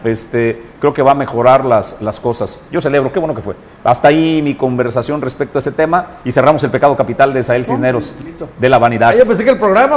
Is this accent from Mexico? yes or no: yes; Mexico; vivimos en el pueblo de México como mexicano